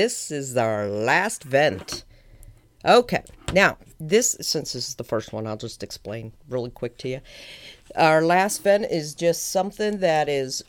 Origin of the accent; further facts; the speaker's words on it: Pittsburgh, Pennsylvania, United States; It doesn't help that, or hurt, actually, that I'm from Pittsburgh, so Fred's a big deal here.